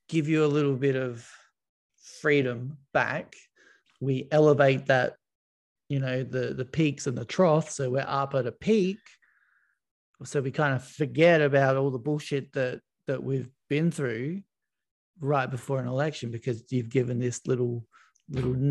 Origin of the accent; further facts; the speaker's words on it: Serbia; born there; I was born in Yugoslavia.